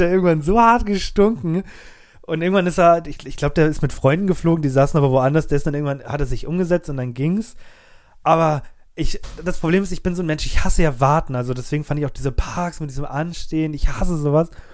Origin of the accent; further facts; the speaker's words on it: Germany; unsere deutsche Welt